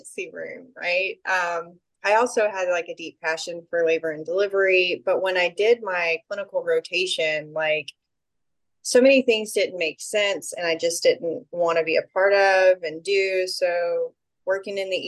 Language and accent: English; Southeast Texas, United States; I'm from Southeast Texas, and I'm located north of Austin right now